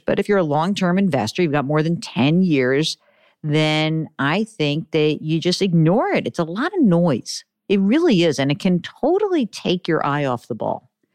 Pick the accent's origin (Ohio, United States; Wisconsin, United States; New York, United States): New York, United States; I'm a Jew from New York